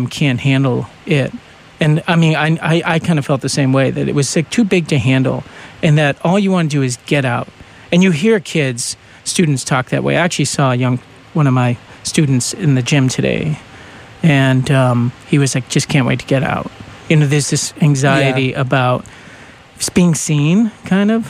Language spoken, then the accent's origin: English; New England, United States; I was brought up in New England